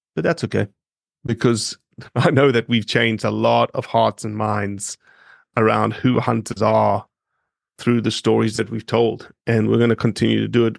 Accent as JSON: {"language": "English", "town": "Johannesburg", "region": "Gauteng", "country": "South Africa", "tie": "born or raised there", "also_born_or_lived": "Oxford, Mississippi", "moved": "as an adult", "lives_now": "Memphis, United States", "said": "I grew up in Johannesburg, eight and a half million people."}